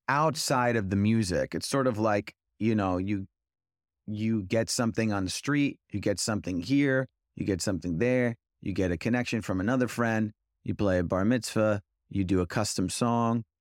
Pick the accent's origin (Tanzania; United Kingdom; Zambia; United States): United States; Edison, New Jersey; I'm from Edison